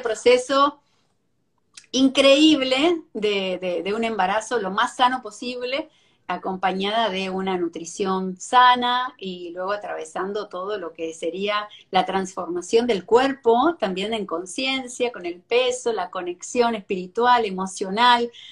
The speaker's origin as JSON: {"language": "Spanish", "country": "Argentina", "moved": "as an adult", "lives_now": "Miami, United States", "said": "soy argentina, pero me mudé acá hace más de 17 años."}